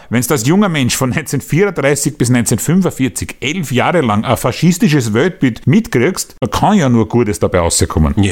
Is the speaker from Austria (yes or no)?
yes; Austria; Der hat uns gut stehen eigentlich als Österreicher.